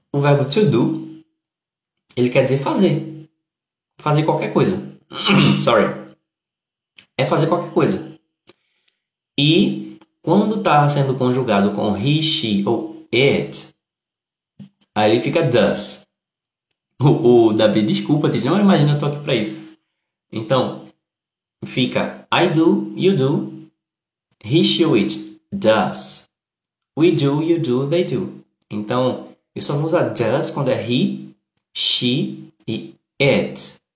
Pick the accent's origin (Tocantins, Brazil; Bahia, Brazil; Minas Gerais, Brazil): Bahia, Brazil; Eu sou da Bahia, mas no momento estou morando em Santa Catarina.